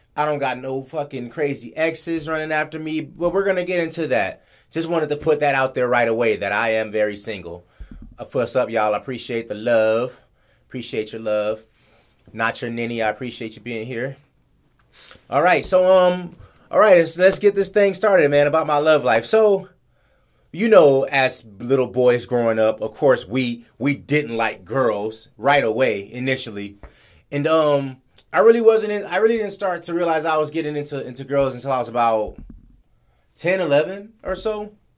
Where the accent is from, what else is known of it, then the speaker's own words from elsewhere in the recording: Los Angeles, California, United States; moved away as an adult; now in Guam; growing up in in LA, growing up in South Central, I wasn't around Asian people